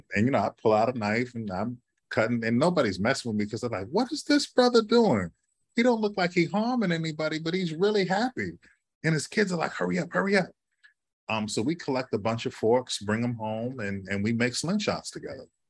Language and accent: English; Chicago, Illinois, United States; now in New York City, United States; I grew up in Chicago